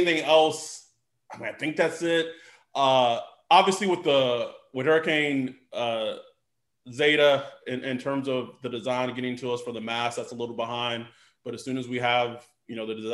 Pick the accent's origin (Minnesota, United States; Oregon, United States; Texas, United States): Texas, United States; I'm from Texas